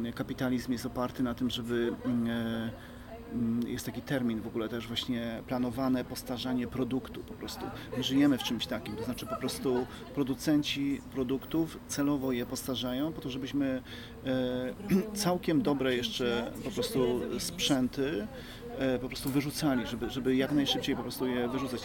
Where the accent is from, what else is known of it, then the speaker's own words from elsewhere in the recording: Podkarpacie, Subcarpathian Voivodeship, Poland; now in Kraków, Poland; ja pochodzę z, moje, z małej miejscowości, tam w dzieciństwie pracowałem mocno, wiesz, w polu